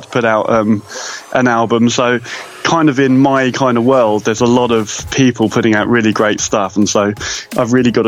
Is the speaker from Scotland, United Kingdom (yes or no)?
no; Brighton, South East England, United Kingdom; Brighton, which is my hometown